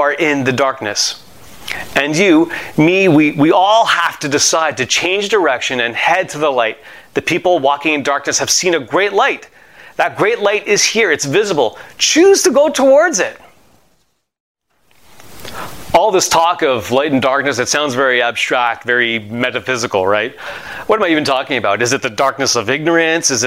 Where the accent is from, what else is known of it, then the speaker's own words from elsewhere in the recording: Montreal, Quebec, Canada; I have a friend that I grew up with in Montreal